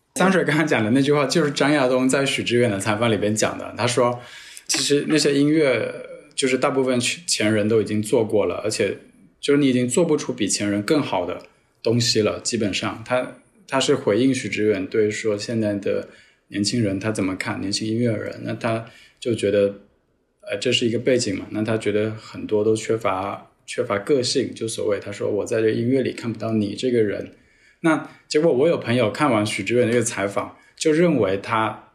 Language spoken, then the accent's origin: Chinese; southern China, China; now in Hong Kong; 作为一个南方人